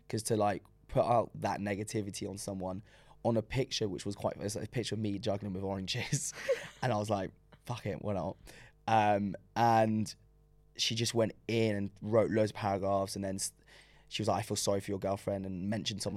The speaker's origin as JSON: {"language": "English", "region": "London", "country": "United Kingdom", "tie": "born or raised there", "first_language": "French", "second_language": "English", "said": "I was born in London"}